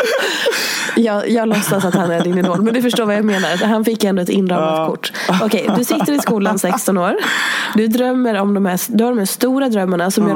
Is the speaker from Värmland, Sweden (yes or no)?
no; Hedemora, Dalarna County, Sweden; jag är från Dalarna